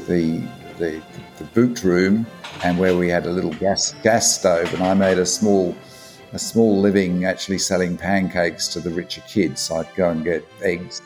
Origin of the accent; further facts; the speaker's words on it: London, United Kingdom; moved away as an adult; now in Australia; I was born in London, in fact. And I migrated to Australia when I was 27.